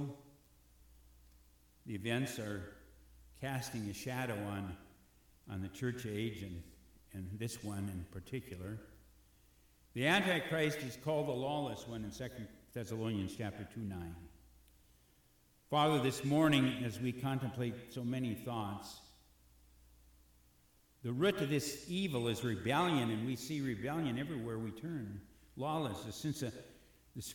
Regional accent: Robbinsdale, Minnesota, United States; Robbinsdale's my hometown

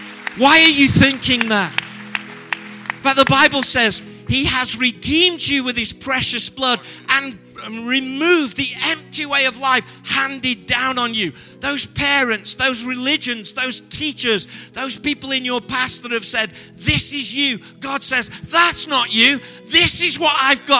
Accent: Stoke-on-Trent, West Midlands, United Kingdom; I'm from Stoke-on-Trent.

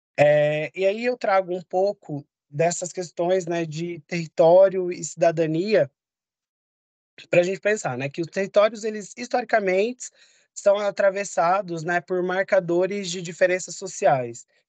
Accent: São Paulo, Brazil; Eu nasci e cresci no bairro de Guaianazes e hoje eu moro no centro de São Paulo.

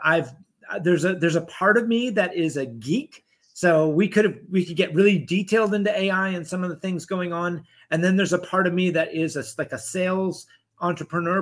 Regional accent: Dallas, Texas, United States; moved away; also born or lived in Europe; I grew up in Dallas

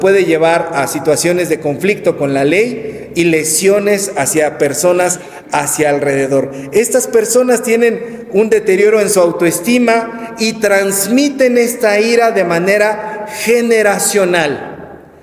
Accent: Mexico

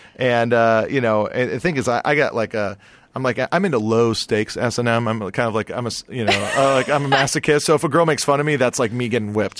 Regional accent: Hawaii, United States; now in Los Angeles, United States; I'm from Hawaii

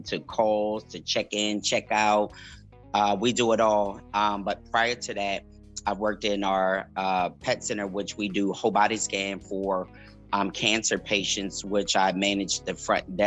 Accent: Harrisburg, Pennsylvania, United States; moved away as an adult; now in Maryland, United States; I'm originally from Harrisburg, PA, born and raised

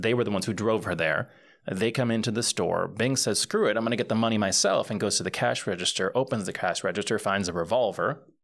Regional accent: Puerto Rico; grew up in Puerto Rico and I grew up bilingual

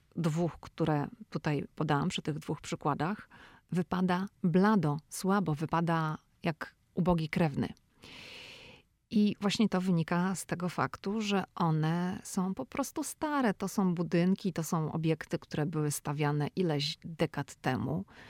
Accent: Szczecin, West Pomeranian Voivodeship, Poland; moved away as an adult; now in United States; ja pochodzę ze Szczecina

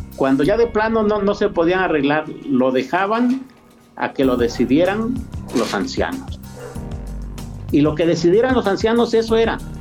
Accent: Mixteca, Mexico; now in San Luis Potosí, Mexico; de los new savvy, de los mixtecos, de donde yo vengo

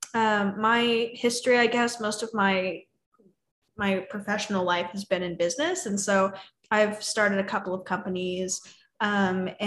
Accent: California, United States; moved away as an adult; now in Austin, United States; I grew up in California, and then I actually just moved to Austin 3 months ago

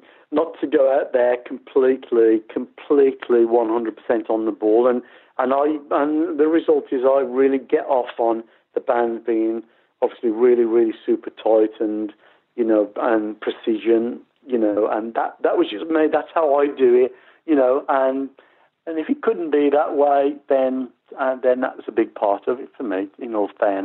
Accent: Birmingham, West Midlands, United Kingdom; in my hometown

